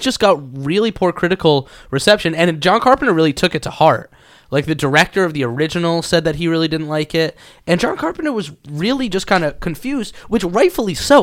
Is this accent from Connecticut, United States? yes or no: yes; Connecticut, United States; I lived on a log cabin on top of a mountain, like, is where I grew up in Connecticut.